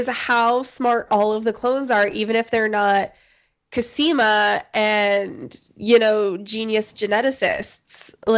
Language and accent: English; Washington, United States; And it's like, no, she's from Russia and I'm from Washington.